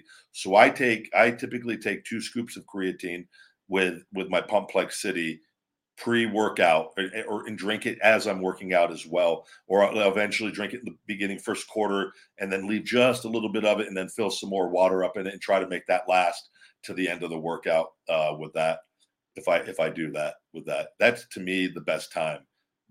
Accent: Las Vegas, Nevada, United States; where I grew up in Vegas

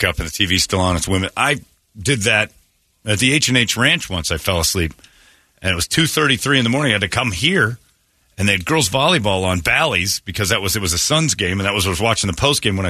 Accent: United States; I'm American. I like it here.

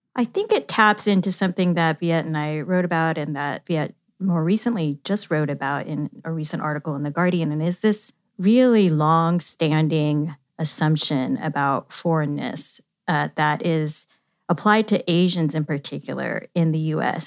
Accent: Yuba City, California, United States; I grew up in Yuba City, California

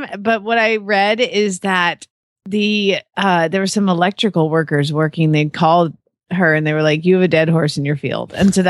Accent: Atlanta, Georgia, United States; also born or lived in Kentucky; now in Phoenix, United States; I grew up in Atlanta, but it reminded me of every day when I lived in Kentucky.

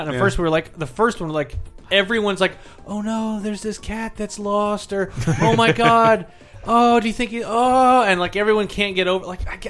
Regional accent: southern Illinois, United States; I'm also from Illinois. We're Bloomington? Oh, I know Bloomington. She's like, Bloomington? Yeah, I'm from further south.

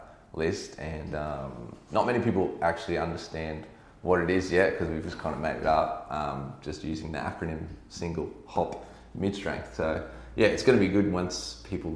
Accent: Brisbane, Queensland, Australia; now in Sunshine Coast, Australia; I grew up in Brisbane

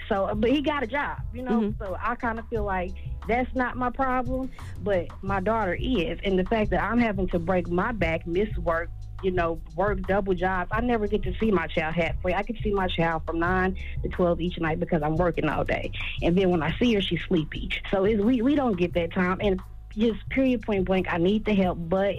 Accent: Indianapolis, Indiana, United States; I'm from Indianapolis.

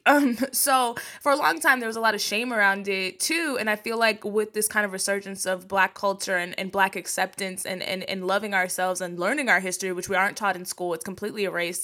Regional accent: Texas, United States; I'm from Texas

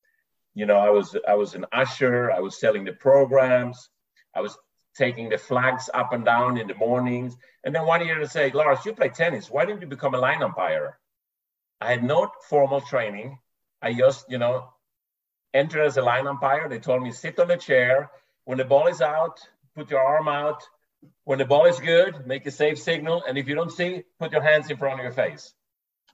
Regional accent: Sweden; moved away; I grew up in Sweden

